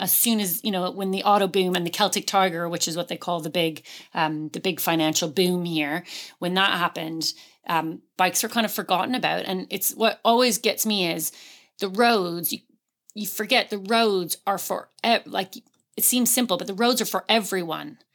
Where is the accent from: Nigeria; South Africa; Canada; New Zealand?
Canada; now in West Cork, Ireland; I'm Canadian, so moving here